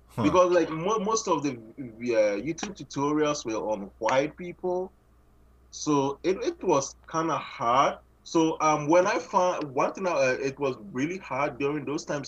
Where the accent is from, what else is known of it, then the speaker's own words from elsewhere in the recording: Ghana; moved away as an adult; now in Canada; I'm originally from Ghana, and then I, I moved here. I moved into Canada. I think 20, June 2017